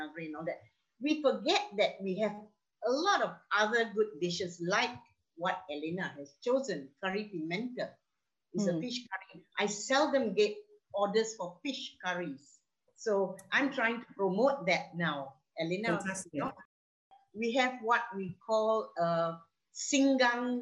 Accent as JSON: {"language": "English", "region": "Malacca", "country": "Malaysia", "tie": "born or raised there", "said": "I was born in Malacca, I was raised there"}